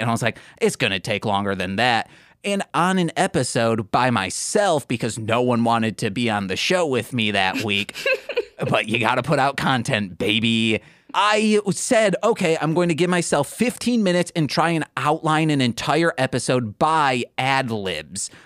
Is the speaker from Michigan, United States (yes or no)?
yes; Michigan, United States; I'm from Michigan